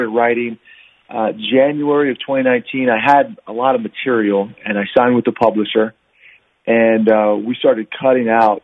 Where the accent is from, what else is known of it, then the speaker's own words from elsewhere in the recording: Virginia, United States; now in Utah, United States; So I'm from Virginia originally, but I live in Utah right now.